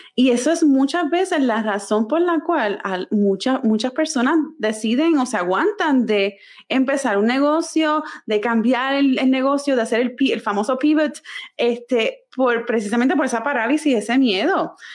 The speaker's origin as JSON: {"language": "Spanish", "country": "Puerto Rico", "tie": "born or raised there", "also_born_or_lived": "San Francisco", "moved": "as an adult", "lives_now": "North Carolina, United States", "said": "toda mi vida yo nací, me crié en Puerto Rico"}